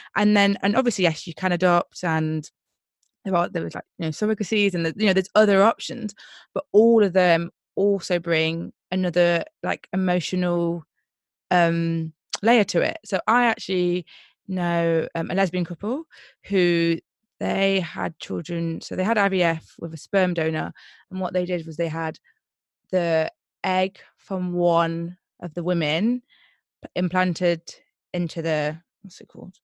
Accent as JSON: {"language": "English", "town": "Nottingham", "region": "East Midlands", "country": "United Kingdom", "said": "I'm from Nottingham"}